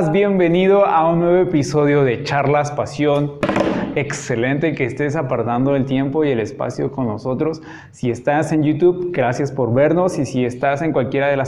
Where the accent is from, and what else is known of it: Cuba; moved away